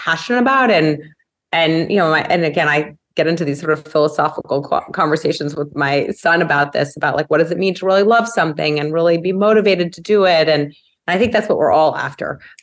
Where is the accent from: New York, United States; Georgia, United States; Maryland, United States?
New York, United States; New York City; I'm a native New Yorker. I've made it all of 20 blocks in my life